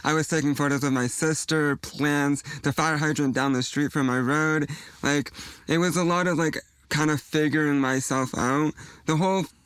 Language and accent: English; Mississauga, Ontario, Canada; I grew up in Mississauga, so I took the GO bus all the way to Toronto